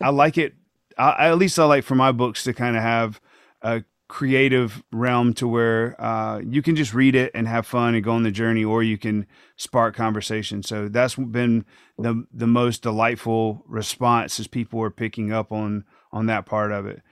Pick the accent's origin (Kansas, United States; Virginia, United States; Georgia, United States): Georgia, United States; Thomaston; small world pre-K in Thomaston, Georgia, that's my hometown. That's where I grew up